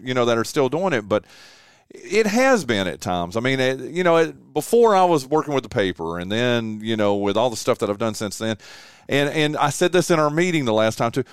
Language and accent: English; Northwestern North Carolina, United States; moved away as an adult; also born or lived in Shelby, North Carolina / Gastonia, North Carolina / Charlotte, North Carolina / Raleigh, North Carolina; now in Kinston, United States; I grew up in Northwestern North Carolina